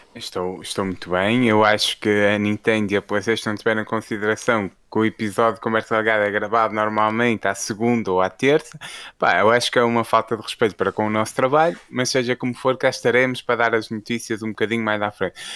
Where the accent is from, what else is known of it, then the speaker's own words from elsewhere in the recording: Portugal; Nós, enquanto portugueses